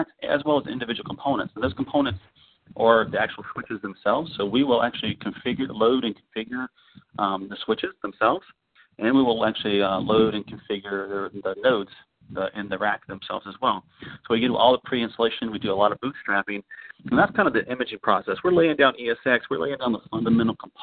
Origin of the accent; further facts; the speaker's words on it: Orlando, Florida, United States; I'm from Orlando